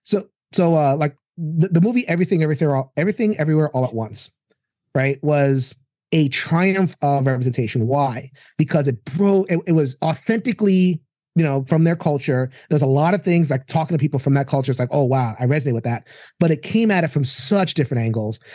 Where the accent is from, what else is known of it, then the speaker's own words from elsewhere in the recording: New York, United States; also born or lived in Brooklyn; I'm a New Yorker